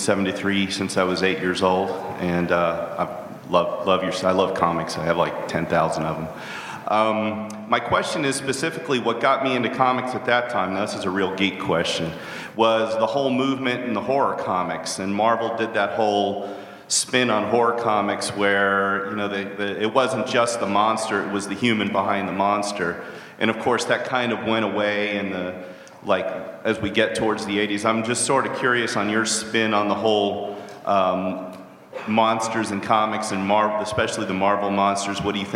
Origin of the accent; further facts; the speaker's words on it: Houston, Texas, United States; I'm from Houston, Texas.